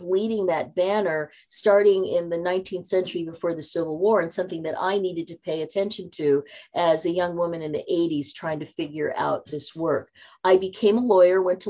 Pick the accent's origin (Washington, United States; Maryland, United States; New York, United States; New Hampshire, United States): Washington, United States; Seattle; moved away as an adult; also born or lived in Silicon Valley, California; I moved back to my hometown of Seattle